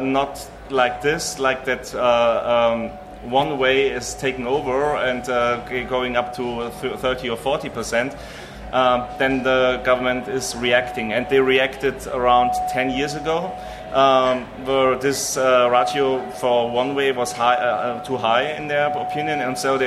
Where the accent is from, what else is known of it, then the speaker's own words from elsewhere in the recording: between Freising and Munich, Bavaria, Germany; in my hometown, which is in between Freising and Munich, we have 15,000 people living there